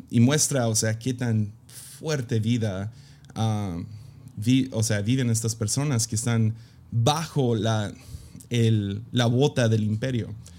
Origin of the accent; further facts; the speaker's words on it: Mexico; soy gringo que creció en México